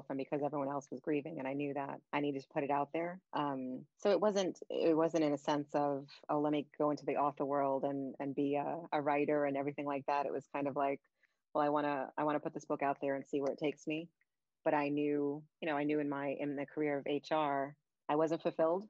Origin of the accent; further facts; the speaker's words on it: New York City, New York, United States; moved away as an adult; now in upstate New York, United States; I live in upstate New York now, but I'm originally from Brooklyn, born and raised.